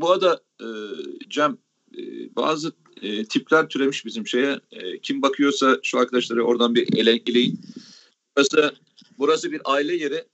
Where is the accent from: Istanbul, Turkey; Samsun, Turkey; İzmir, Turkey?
Samsun, Turkey; kendi memleketimden